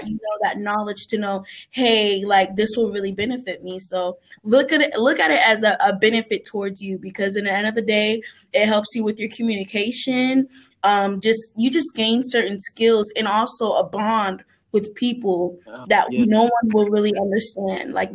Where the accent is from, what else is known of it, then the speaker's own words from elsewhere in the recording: Naples, Florida, United States; moved away; also born or lived in Kentucky; I'm from Florida. So in Naples, we have this theater called the Sugden Theater.